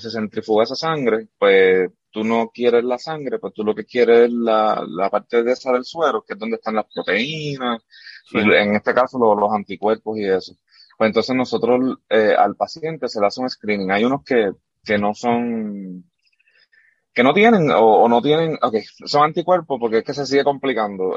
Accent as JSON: {"language": "Spanish", "town": "Arecibo", "country": "Puerto Rico", "tie": "born or raised there", "also_born_or_lived": "Camuy, Puerto Rico", "moved": "yes", "said": "yo soy de Camuy, de Camuy, Puerto Rico allá, y pero me crié, como quien dice, en, en Arecibo porque estudié allá"}